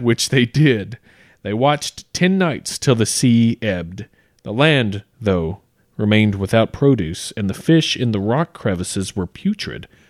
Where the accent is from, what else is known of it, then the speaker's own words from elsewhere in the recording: United States; Growing up in America